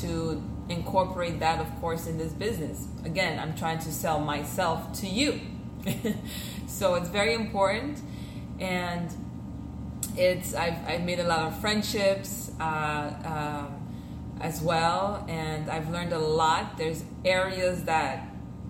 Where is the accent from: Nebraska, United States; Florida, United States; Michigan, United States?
Florida, United States; Miami; first language French; English is a second language; also born or lived in Haiti; I pretty much grew up here in Miami, Kendall to be exact.